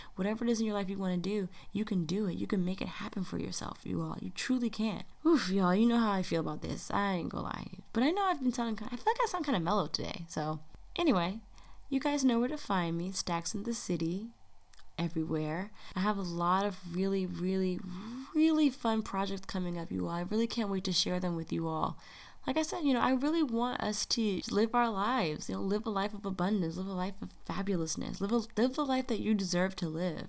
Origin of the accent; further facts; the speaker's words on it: United States; a black American in the United States